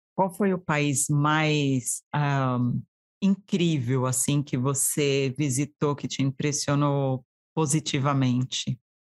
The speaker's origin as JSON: {"language": "Portuguese", "town": "Diadema", "region": "São Paulo", "country": "Brazil", "tie": "born or raised there", "also_born_or_lived": "São Caetano do Sul", "moved": "yes", "lives_now": "United States", "said": "Eu nasci em São Caetano, mas fui criada em Diadema"}